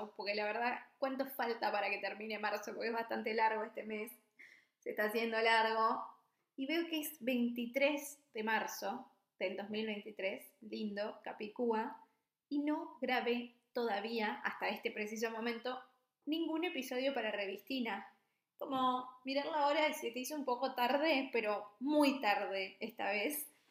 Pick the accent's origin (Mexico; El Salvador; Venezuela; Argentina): Argentina; Misiones; moved away as an adult; also born or lived in Buenos Aires; now in Copenhagen, Denmark; soy de Argentina, de Misiones, upa, eh, viví varios, varios casi 10 años en Capital y después, por, no sé, me agarró como una especie de ola muy grande que me trajo a Dinamarca